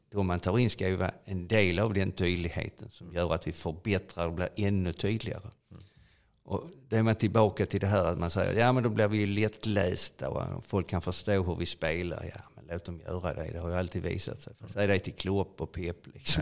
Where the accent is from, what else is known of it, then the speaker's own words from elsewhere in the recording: Sweden; also born or lived in Italy; Från när jag föddes på Roskildevägen över Italien med mor och far och uppväxten på Roskildevägen